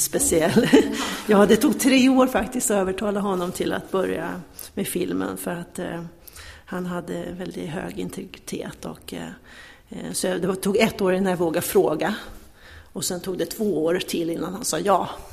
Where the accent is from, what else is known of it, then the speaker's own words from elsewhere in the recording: Örebro, Örebro County, Sweden; moved away as an adult; now in Stockholm, Sweden; Jag är uppvuxen i Örebro